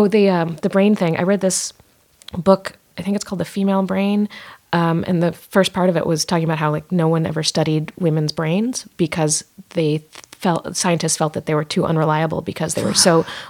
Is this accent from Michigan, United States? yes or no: no; Richmond, Virginia, United States; born or raised there